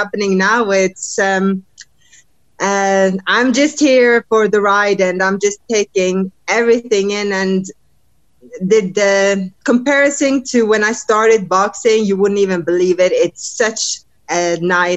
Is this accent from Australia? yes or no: no; Norway; also born or lived in United States; traveling back and forth from my camp here in the States to Norway, my home country